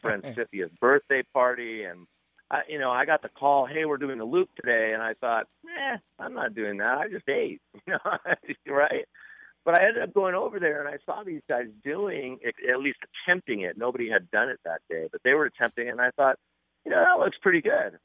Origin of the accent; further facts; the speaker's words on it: Malibu, California, United States; I grew up in Malibu, which is a surfing community about 10 miles north of Santa Monica and Venice.